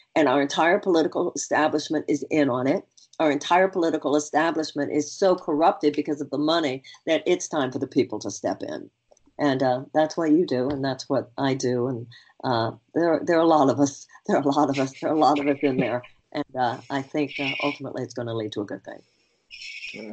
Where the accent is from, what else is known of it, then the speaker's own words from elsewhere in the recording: Houston, Texas, United States; I come from Houston, Texas. Not only do I come from Houston, I was born and raised there